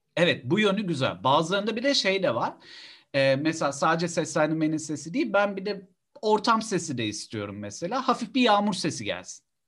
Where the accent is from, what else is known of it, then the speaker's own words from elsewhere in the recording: Istanbul, Turkey; Ben Üsküdar Musiki Cemiyeti'nde büyüdüm